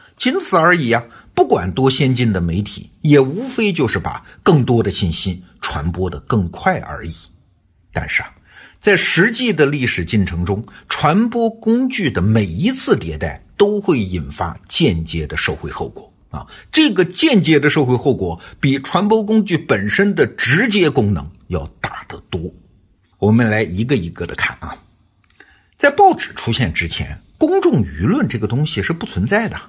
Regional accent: China

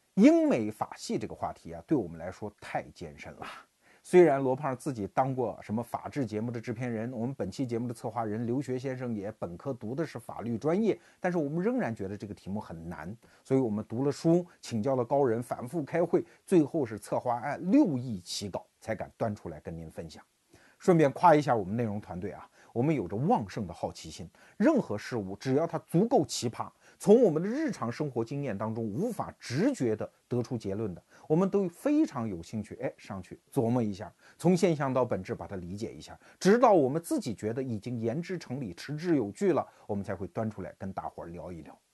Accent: China; 我们中国人

